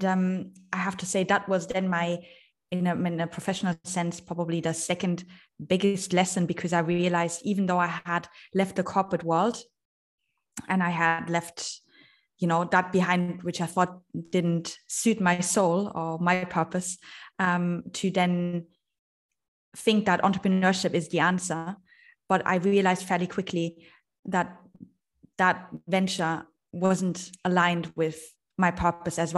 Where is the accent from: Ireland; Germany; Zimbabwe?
Germany; moved away as an adult; also born or lived in Vienna / London / Shanghai; I am originally from Germany. I left Germany when I was 19 years old